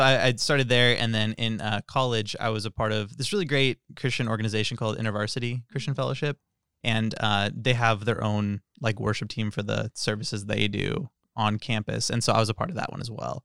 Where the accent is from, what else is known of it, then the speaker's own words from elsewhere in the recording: Tracy, California, United States; I'm from Tracy